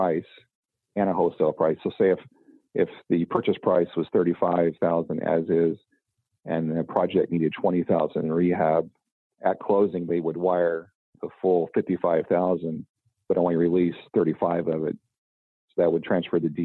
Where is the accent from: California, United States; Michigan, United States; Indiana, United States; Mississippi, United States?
Indiana, United States; Indianapolis / Southern; also born or lived in Western Canada; I'm actually from Indy, or the, you know, Southern Indiana.